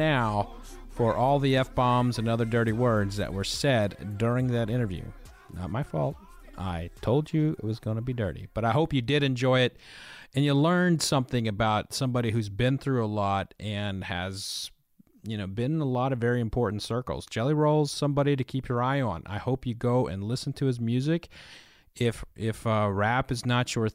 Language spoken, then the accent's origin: English; Oklahoma City, Oklahoma, United States; moved away as an adult; now in Kentucky, United States; I'm originally from Oklahoma